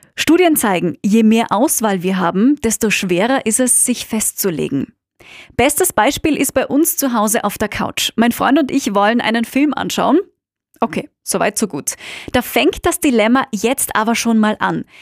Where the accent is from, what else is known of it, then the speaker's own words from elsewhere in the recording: Austria; moved away; meine Heimat Österreich